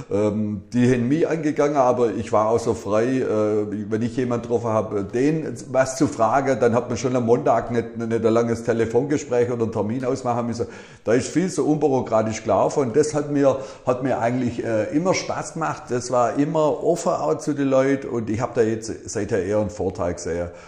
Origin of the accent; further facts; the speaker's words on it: Ellwangen, Baden-Württemberg, Germany; ich bin halt ein gebürtiger Elwanger.